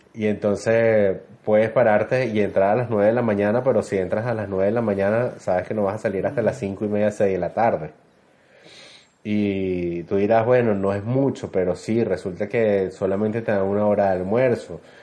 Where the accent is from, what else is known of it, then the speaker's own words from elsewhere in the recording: Venezuela; moved away as an adult; now in Santiago, Chile; sabemos que somos venezolanos, nos saludamos